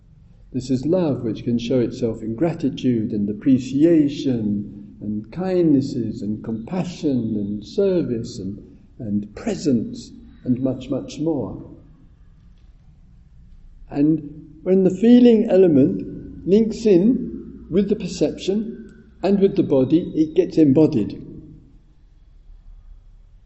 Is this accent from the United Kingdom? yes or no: yes; England, United Kingdom; I'm English